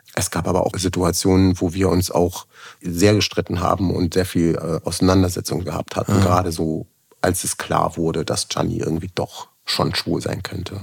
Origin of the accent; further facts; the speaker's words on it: Germany; ich bin quasi als äh, Migrant geboren worden in Deutschland, also mit der jugoslawischen Staatsbürgerschaft damals